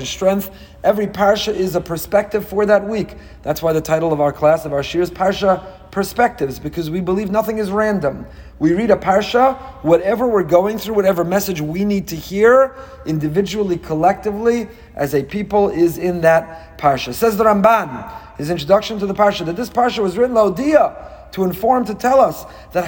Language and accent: English; Teaneck, New Jersey, United States; growing up in Teaneck